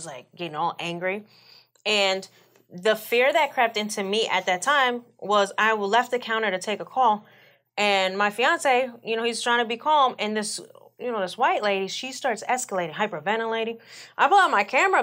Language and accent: English; New York City, New York, United States; moved away; I'm Jamaican, I'm from Brooklyn